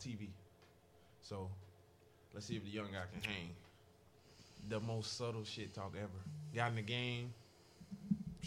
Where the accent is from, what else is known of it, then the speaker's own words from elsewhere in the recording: Jacksonville, Florida, United States; I grew up in Jacksonville